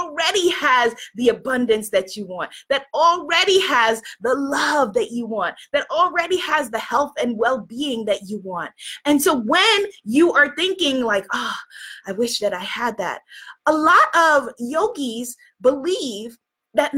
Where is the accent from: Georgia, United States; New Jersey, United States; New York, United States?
New York, United States; I'm from New York